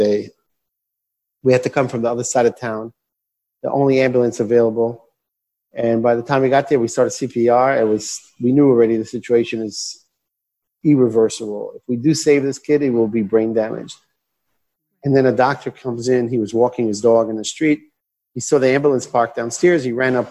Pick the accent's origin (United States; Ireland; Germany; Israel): Israel; I grew up in Israel. I was born and raised here. My parents are American. That's how I speak English.